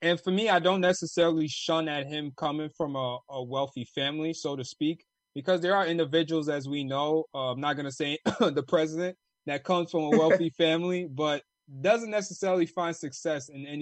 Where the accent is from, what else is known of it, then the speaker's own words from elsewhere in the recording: Ghana; From Ghana.